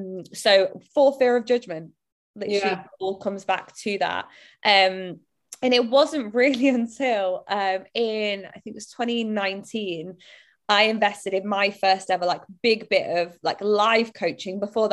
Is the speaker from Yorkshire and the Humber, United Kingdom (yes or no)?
no; Bolton, North West England, United Kingdom; accent: Bolton; And I tried to change my accent. Now, naturally, over time, it has diluted as I've not lived there. But I just look back and I think it's such a shame because now I hear like my friends who stayed there and my family, and I love the Bolton accent